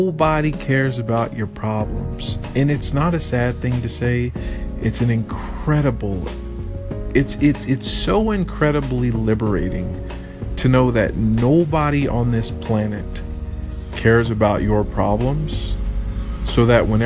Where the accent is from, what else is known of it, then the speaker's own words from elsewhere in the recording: United States; now in Vietnam; I'm the only American here. The only English-speaking person here